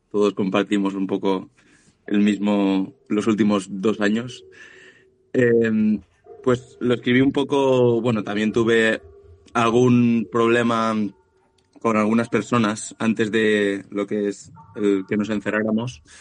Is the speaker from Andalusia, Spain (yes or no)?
no; Valencia, Valencian Community, Spain; somos de aquí de Valencia de toda la vida y franceses fueron algunos antepasados, pero ya muy lejanos.